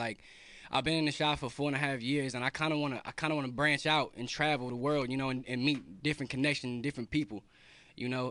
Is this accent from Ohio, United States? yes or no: yes; Warren, Ohio, United States; I'm from Warren, Ohio